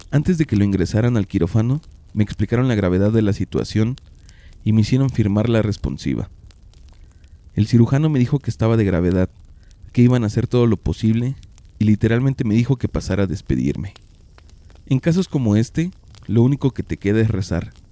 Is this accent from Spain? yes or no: no; Mexico City, Mexico; now in Oaxaca, Mexico; Yo soy originaria de la Ciudad de México. Tengo 21 años viviendo en un pueblo pequeño, cerca de la capital de Oaxaca.